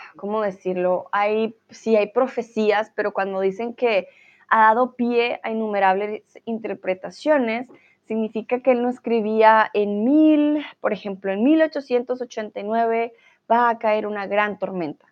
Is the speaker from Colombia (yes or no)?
yes; Colombia; soy de Colombia